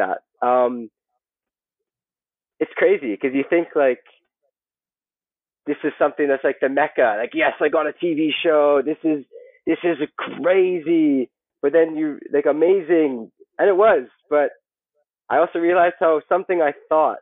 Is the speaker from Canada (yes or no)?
yes; Canada; moved away as an adult; also born or lived in Hong Kong; now in Philippines; growing up in Canada